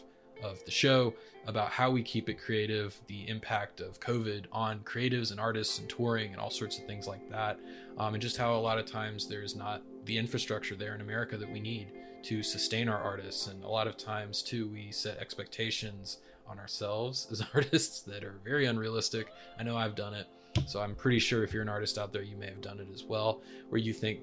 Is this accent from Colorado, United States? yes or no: no; North Carolina, United States; also born or lived in Raleigh; you're a fellow North Carolinian. I'm in Raleigh